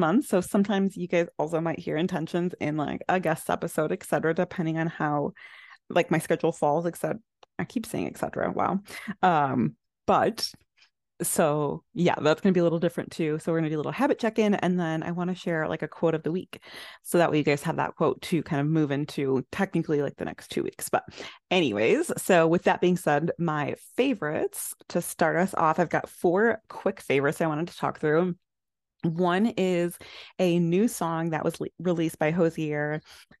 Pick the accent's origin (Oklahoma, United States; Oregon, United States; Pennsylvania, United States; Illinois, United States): Illinois, United States; I loved just like all of the like fun little things that like we had in common, like with gaming and growing up in Illinois and things of that nature.